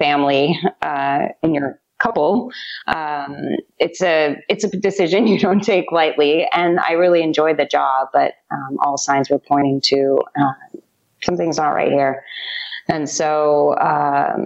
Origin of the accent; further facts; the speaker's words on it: outside of San Francisco, California, United States; moved away as an adult; also born or lived in New York City; now in Tulum, Mexico; I grew up outside of San Francisco